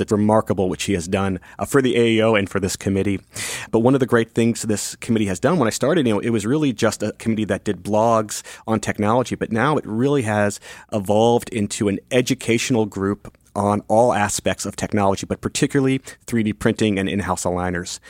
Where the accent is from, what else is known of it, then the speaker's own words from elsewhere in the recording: Northern Virginia, United States; now in Washington, D.C., United States; I grew up in Northern Virginia, right outside D.C.